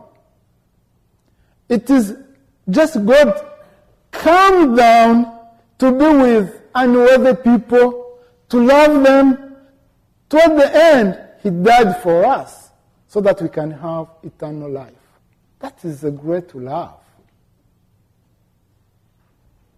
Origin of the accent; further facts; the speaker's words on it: Rwanda; moved away as an adult; now in United States; I am from Rwanda. I am a student at Concordia Seminary. I came here in December